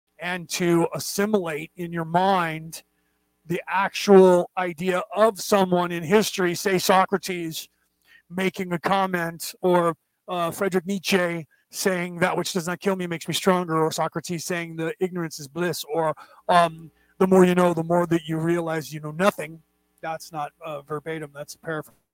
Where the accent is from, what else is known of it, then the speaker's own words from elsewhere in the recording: California, United States; we grew up in California